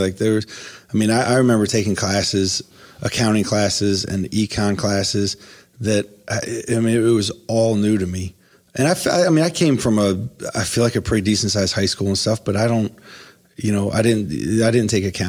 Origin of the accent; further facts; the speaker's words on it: Ohio, United States; now in Columbus, United States; I came to Columbus from Northeast Ohio and went to Capital University.